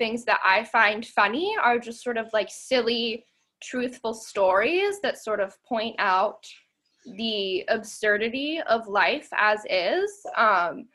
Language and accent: English; Lancaster, Pennsylvania, United States; now in Pittsburgh, United States; I'm actually from Lancaster County, Pennsylvania